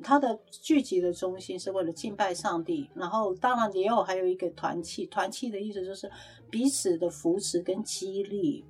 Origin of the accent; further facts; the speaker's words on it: Taiwan; moved away as an adult; 像我们在台湾那种上万的、几千的那种教会